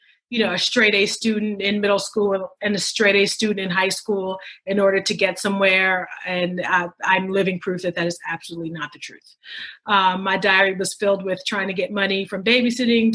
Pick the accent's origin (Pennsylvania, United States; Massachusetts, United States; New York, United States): New York, United States; New York City; moved away as an adult; also born or lived in Dallas-Fort Worth, Texas / Philadelphia / North Carolina; I grew up in the Bronx, New York. So, I'm a native New Yorker